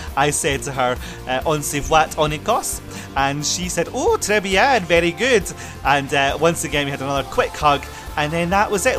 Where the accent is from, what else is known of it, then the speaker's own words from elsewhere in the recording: Scotland, United Kingdom; my home country